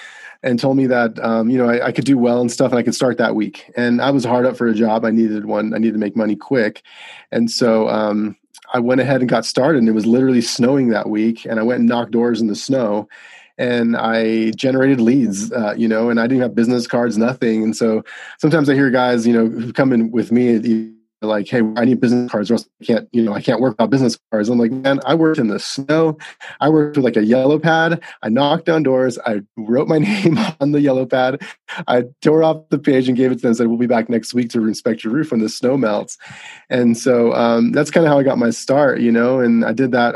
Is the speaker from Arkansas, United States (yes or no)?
no; Las Vegas, Nevada, United States; moved away as an adult; also born or lived in Arizona; I was born and raised in Las Vegas, Nevada